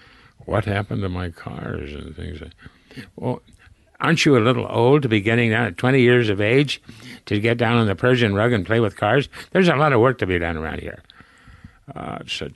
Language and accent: English; Springfield, Ohio, United States; also born or lived in Dayton, Ohio; now in Santa Barbara, United States; this is Springfield, Ohio, where I was born in Dayton, but when they got divorced, I moved from Dayton to Springfield and with my grandmother and my mother